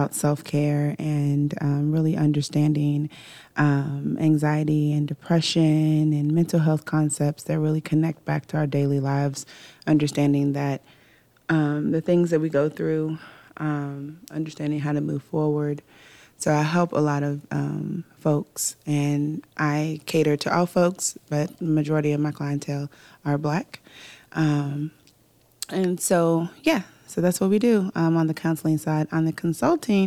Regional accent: Pewee Valley, Kentucky, United States; also born or lived in Louisville, Kentucky / Jefferson County, Kentucky; So I am born in Louisville, Kentucky. I was raised in Odom County in Pee-wee Valley, Kentucky.

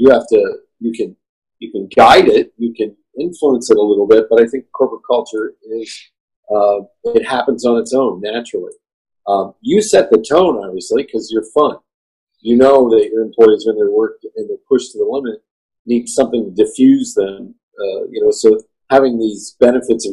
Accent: Lebanon, Pennsylvania, United States; moved away; we grew up in Lebanon, as we say it, Lebanon, Pennsylvania

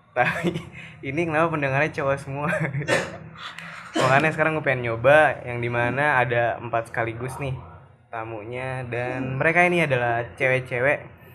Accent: Indonesia; gue sendiri juga dari Indonesia

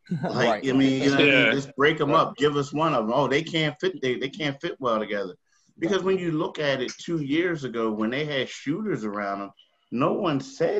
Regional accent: Philadelphia, Pennsylvania, United States; we're all from Philly

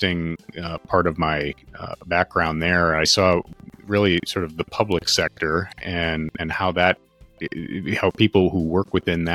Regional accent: Westchester County, New York, United States; I grew up in Westchester County, New York, which is a wealthy county in the U.S. and in New York State in particular

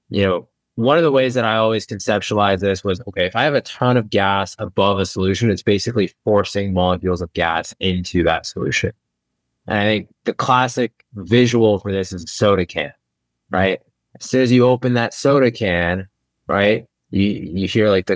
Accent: Indiana, United States; I grew up in Indiana

